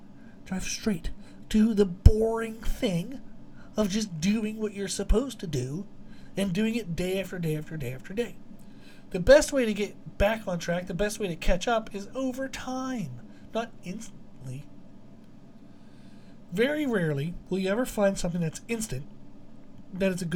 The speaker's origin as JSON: {"language": "English", "region": "Pennsylvania", "country": "United States", "tie": "born or raised there", "said": "we grew up in Pennsylvania and the backwoods of Pennsylvania"}